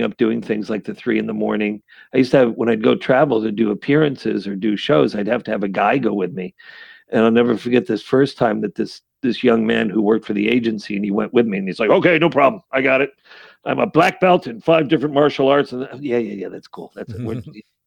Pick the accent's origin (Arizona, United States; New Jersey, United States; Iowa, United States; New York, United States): New York, United States; Saratoga Springs; growing up in Saratoga Springs, New York.